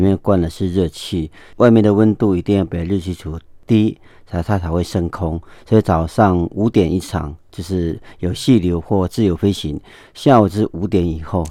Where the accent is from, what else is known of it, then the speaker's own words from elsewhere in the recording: Hualien-Taitung, eastern Taiwan, Taiwan; Chinese is a second language; 花东就是一个没有污染的地方